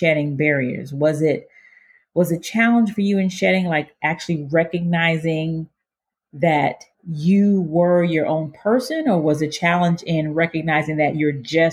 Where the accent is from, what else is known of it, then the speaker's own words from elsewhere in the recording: United States; growing up in my house, which is an African household, but growing up in the States